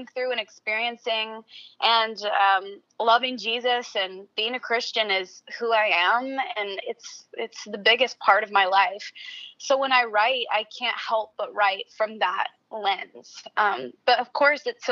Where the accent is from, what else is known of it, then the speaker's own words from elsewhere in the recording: Nashville, Tennessee, United States; also born or lived in Franklin, Tennessee; born and raised in Nashville.